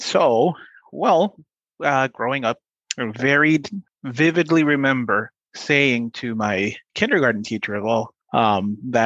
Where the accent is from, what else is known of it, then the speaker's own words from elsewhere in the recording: Compton, California, United States; also born or lived in Guanajuato, Mexico; I grew up in South Central LA. I actually grew up in Compton.